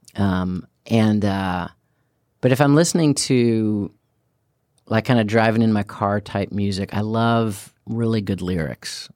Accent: Chicago, Illinois, United States; growing up in Chicago

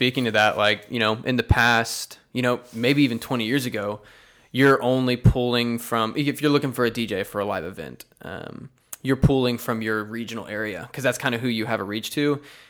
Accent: Lake Jackson, Texas, United States; No, so I grew up in Lake Jackson, Texas, which is south of Houston.

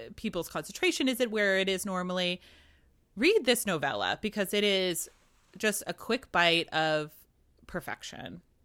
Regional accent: New England, United States; I'm from New England, uh, you know, from Puritan stock

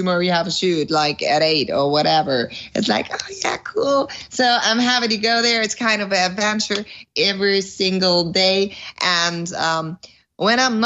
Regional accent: near Dortmund, North Rhine-Westphalia, Germany; English is a second language; originally I'm from Germany

